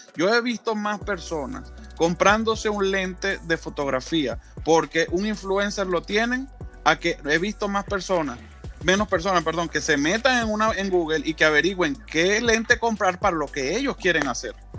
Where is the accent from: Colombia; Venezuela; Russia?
Venezuela; now in United States; en mi país, en Venezuela, yo soy venezolano, aunque vivo en los Estados Unidos